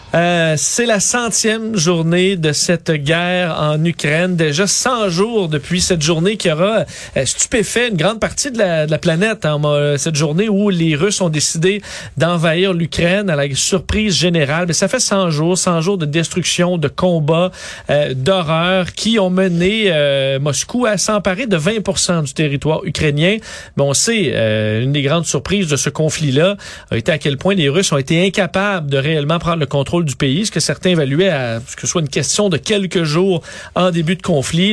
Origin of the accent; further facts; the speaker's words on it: Montreal, Quebec, Canada; chez nous, à Montréal